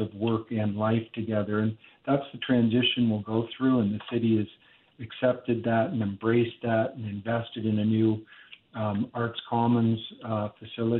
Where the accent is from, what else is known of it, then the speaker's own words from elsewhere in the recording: Eastern Canada, Canada; also born or lived in United States; now in Calgary, Canada; I am a Canadian, wanted to return to Canada after being in the U.S. And I'm from the East